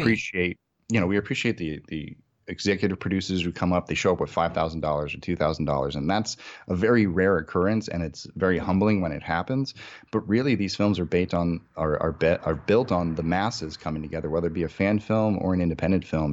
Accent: Massachusetts, United States; moved away as an adult; now in Los Angeles, United States; I'm originally from Massachusetts, uh, in New England. So I grew up there my entire life

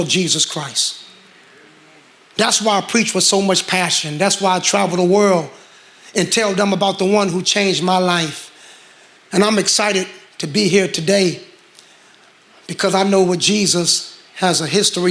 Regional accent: Gary, Indiana, United States; I'm from Gary, Indiana.

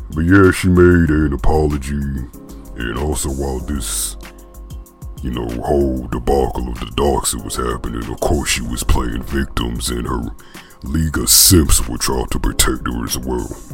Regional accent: the South, United States; accent: country; I'm from the South

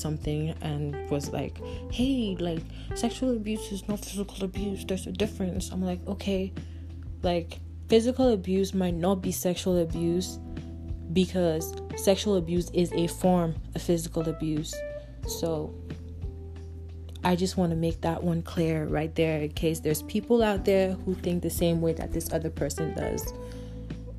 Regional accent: Nigeria; I'm from Nigeria

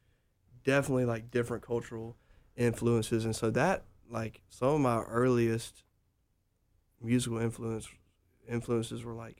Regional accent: Jackson, Mississippi, United States; I'm from Jackson, Mississippi.

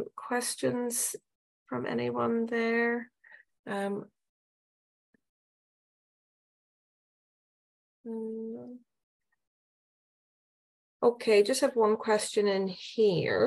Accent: Ireland; now in Australia; we're from Ireland

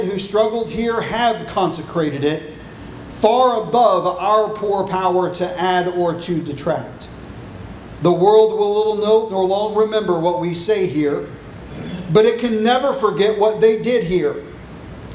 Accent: United States; As an American

